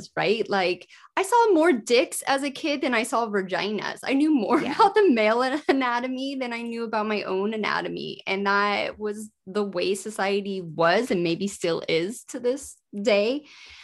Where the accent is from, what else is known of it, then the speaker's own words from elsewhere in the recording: United States; moved away as an adult; also born or lived in Yorkshire, United Kingdom; I am American, but I lived in the UK for 14 years.